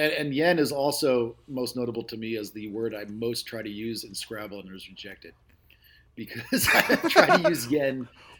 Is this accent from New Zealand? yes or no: no; East Coast, United States; moved away; As a native East Coaster and a former hardcore kid